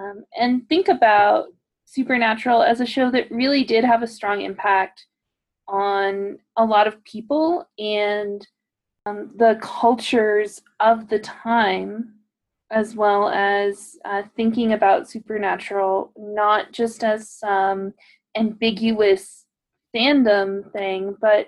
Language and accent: English; Wyoming, United States; Ray and I grew up together here in Wyoming, where I still live.